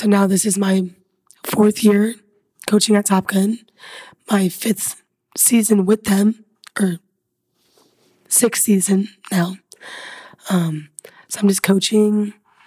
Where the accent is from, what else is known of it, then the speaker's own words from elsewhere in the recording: Indiana, United States; moved away; I'm originally from Indiana